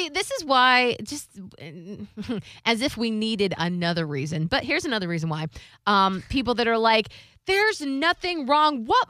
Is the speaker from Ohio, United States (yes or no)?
yes; Ohio, United States; I'm from Ohio